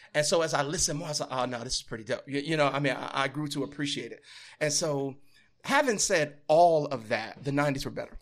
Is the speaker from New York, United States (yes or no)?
no; Louisiana, United States; moved away as an adult; also born or lived in Midwest; I'm from the deep south, born and raised Louisiana